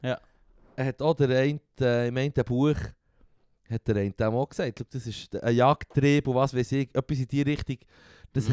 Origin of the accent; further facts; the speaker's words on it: Switzerland; bei uns in der Schweiz